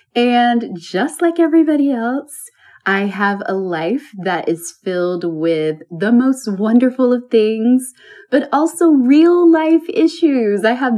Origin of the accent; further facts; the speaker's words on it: Alabama, United States; now in New York City, United States; knew, though, that I would move from my small town to a bigger city, perhaps even a new country. And I moved from Alabama to New York City.